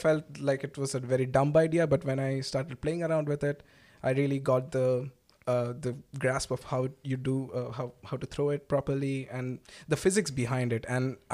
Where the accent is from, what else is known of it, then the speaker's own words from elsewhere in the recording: Durgapur, West Bengal, India; moved away as an adult; also born or lived in Kerala; now in Berlin, Germany; I have been brought up in a town called Durgapur, which is near Calcutta